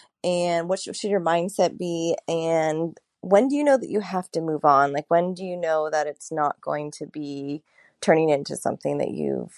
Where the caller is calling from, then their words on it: San Francisco, California, United States; I'm calling from San Francisco